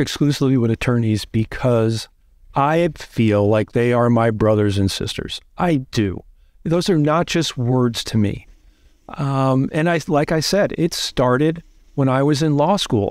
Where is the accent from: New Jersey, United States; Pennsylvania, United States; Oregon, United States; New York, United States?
New Jersey, United States; I grew up in Jersey